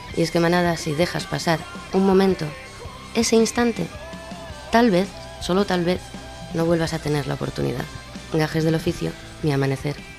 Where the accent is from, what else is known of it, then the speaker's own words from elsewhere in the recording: Asturias, Spain; Siendo asturianos